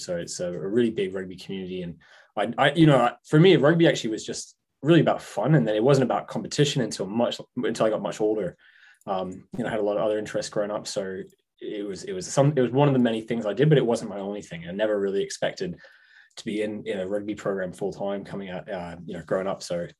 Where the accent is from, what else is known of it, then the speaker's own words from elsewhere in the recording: Hong Kong; now in New England, United States; I grew up in Hong Kong, so that's home for me. I've been in New England now for six, seven years now. So it's this is home base.